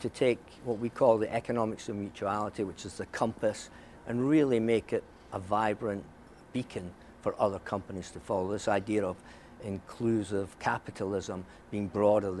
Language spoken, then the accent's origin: English; Scotland, United Kingdom; growing up in Scotland